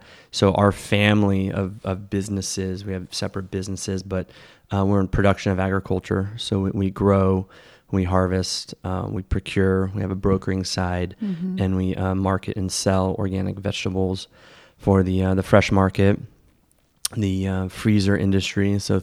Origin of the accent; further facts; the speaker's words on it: King City, California, United States; I grew up in King City.